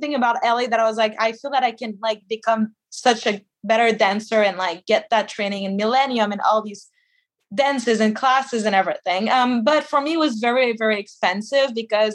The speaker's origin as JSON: {"language": "English", "region": "Quebec", "country": "Canada", "said": "I'm from Quebec"}